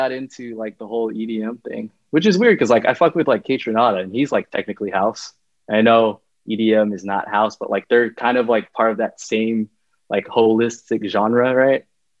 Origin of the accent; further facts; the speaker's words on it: Stockton, California, United States; I was in Stockton, born and raised in Stockton. I don't know if you know a little bit about Stockton, but like Stockton is pretty, it's behind on pretty much everything.